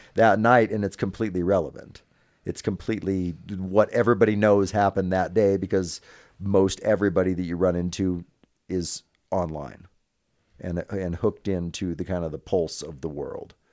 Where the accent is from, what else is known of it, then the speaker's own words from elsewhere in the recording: Northern California, United States; now in Reno, United States; I'm originally from Northern California, so my family's only about an hour and a half away